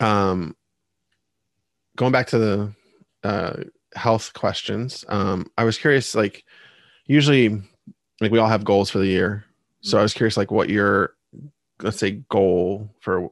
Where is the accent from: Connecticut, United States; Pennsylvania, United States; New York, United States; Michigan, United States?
Pennsylvania, United States; born or raised there